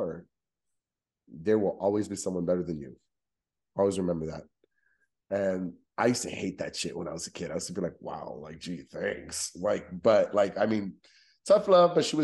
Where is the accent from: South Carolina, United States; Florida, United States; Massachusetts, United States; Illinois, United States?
Florida, United States; Miami; growing up in Miami